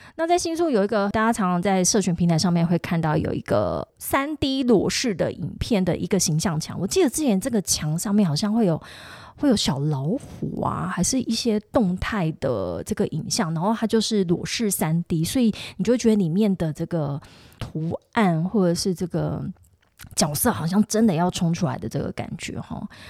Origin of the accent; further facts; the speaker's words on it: Tainan, Taiwan; now in Taipei, Taiwan; 身为一个台南人